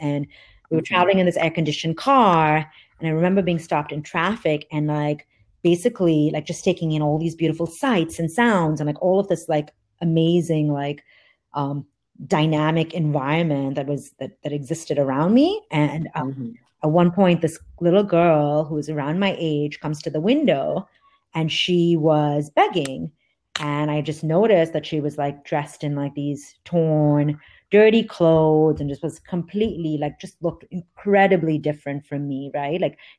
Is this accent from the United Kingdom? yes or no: no; Dubai, United Arab Emirates; I grew up in Dubai, and every summer we would go to India to visit extended family